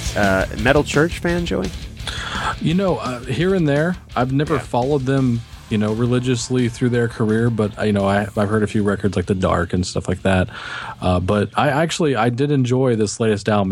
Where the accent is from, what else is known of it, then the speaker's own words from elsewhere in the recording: Texas, United States; I'm from Texas